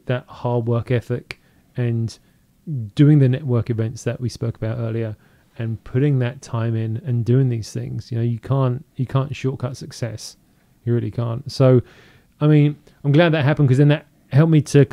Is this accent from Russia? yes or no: no; United Kingdom; moved away as an adult; now in Seattle, United States; I'm British